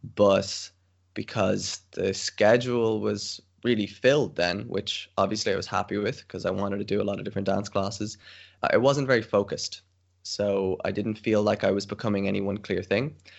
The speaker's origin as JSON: {"language": "English", "country": "Ireland", "tie": "born or raised there", "moved": "as an adult", "lives_now": "Tilburg, Netherlands", "said": "I'm Irish, born in Ireland, currently in Ireland because of quarantine, but I'm based in the Netherlands"}